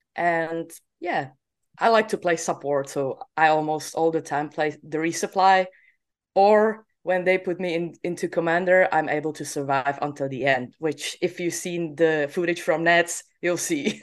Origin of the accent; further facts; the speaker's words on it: Czechia; I'm from Czech Republic